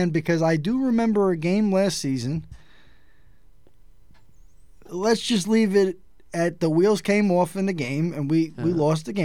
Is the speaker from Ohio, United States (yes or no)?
no; New York City, New York, United States; I'm from New York City